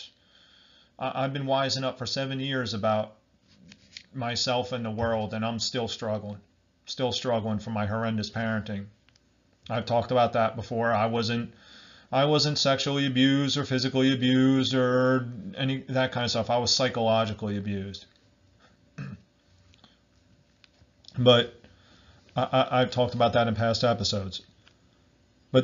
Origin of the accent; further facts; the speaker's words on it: Barnegat, New Jersey, United States; I'm from Barnegat, New Jersey, and that's like in Southern Ocean County